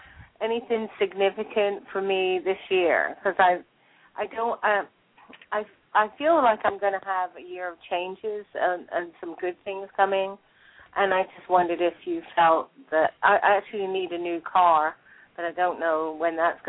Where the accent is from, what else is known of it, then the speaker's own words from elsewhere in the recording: South West England, United Kingdom; No, I'm from the West Country. I'm from Southwest England.